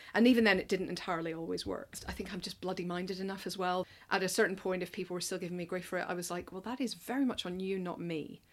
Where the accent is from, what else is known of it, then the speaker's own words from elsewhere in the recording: Northern Ireland, United Kingdom; moved away as an adult; now in London, United Kingdom; I'm from Northern Ireland. Came over here for university and have never really gone back.